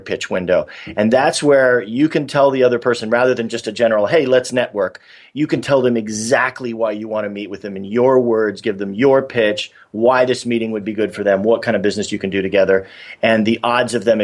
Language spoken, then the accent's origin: English; San Diego, California, United States; moved away as an adult; also born or lived in New York; I grew up in San Diego, and I lived in New York for 17 years